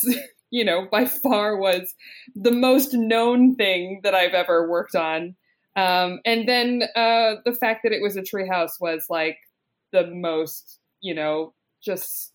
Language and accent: English; Los Angeles, California, United States; I grew up in North Hollywood